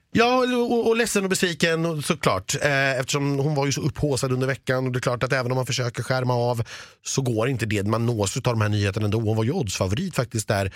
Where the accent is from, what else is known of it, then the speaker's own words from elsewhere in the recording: Stockholm, Stockholm County, Sweden; så nedlåtande som stockholmare